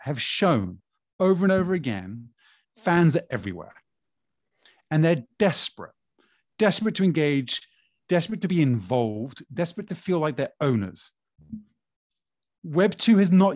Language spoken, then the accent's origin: English; Brazil; Growing up in Brazil, as a Flamengo fan, a Flamenguista